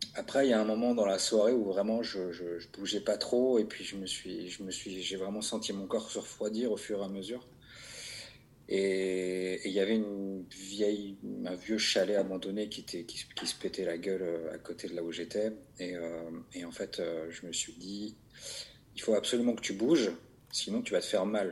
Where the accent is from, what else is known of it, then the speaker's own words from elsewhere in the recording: Vaucluse, Provence-Alpes-Côte d'Azur, France; j'ai grandi dans le Vaucluse